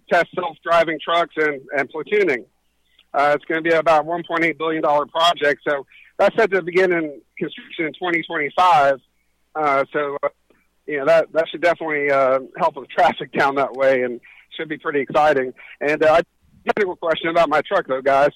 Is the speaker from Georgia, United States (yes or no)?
yes; Atlanta, Georgia, United States; my home state of Georgia, um, I'm, I'm from North Atlanta